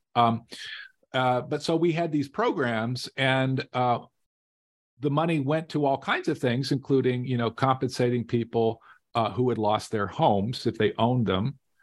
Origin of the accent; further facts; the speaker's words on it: Las Vegas, Nevada, United States; I grew up in Las Vegas